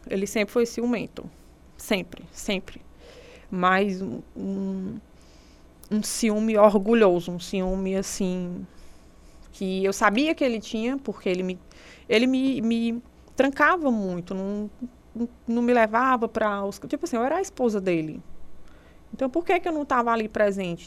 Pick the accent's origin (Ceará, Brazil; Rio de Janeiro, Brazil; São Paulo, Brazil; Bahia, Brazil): Ceará, Brazil; Serra da Ibiapaba, interior of; moved away; Sou do interior do, de, de, do Ceará, da Serra da Ibiapaba